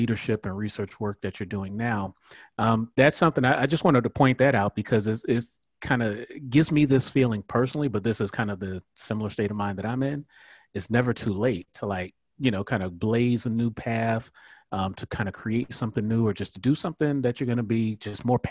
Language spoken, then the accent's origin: English; Miami, Florida, United States; moved away; I am from Miami, born and raised.